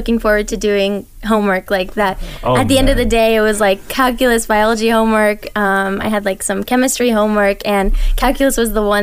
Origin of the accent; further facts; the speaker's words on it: Las Vegas, Nevada, United States; I was born in Las Vegas. I've lived here my whole life.